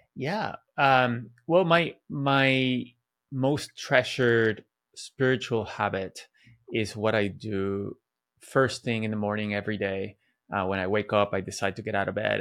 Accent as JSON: {"language": "English", "country": "Venezuela", "tie": "born or raised there", "moved": "yes", "said": "I grew up in Venezuela where everybody was Catholic."}